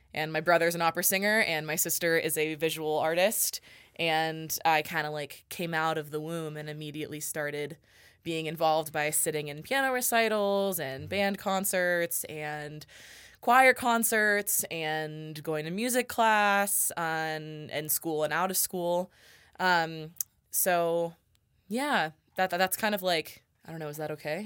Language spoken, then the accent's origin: English; La Cañada Flintridge, California, United States; moved away as an adult; now in Reno, United States; I am originally from Los Angeles, California, um, a suburb of Los Angeles called La Cañada Flint Ridge